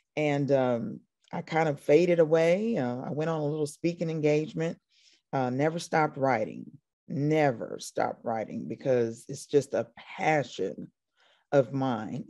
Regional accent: Paoli, Indiana, United States; moved away as an adult; now in Atlanta, United States; I'm from there. I was born, I was born in Paoli.

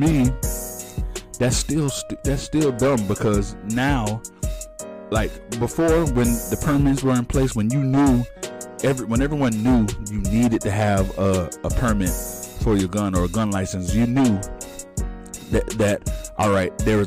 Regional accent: Palm Beach County, South Florida, United States; I'm in South Florida. That's my hometown, and to Florida is my home state

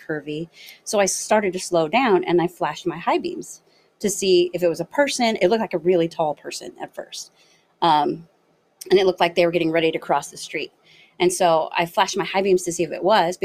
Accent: Los Angeles, California, United States; moved away as an adult; also born or lived in Northeastern Ohio; now in Ohio, United States; I'm originally from Los Angeles, but I just moved to Ohio.

